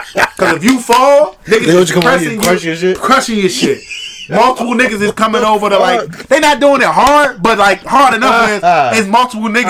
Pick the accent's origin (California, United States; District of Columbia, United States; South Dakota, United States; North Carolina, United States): District of Columbia, United States; Washington; I'm coming from Southeast